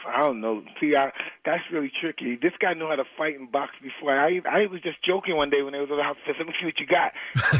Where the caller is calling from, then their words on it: Nevada, United States; I'm in Nevada.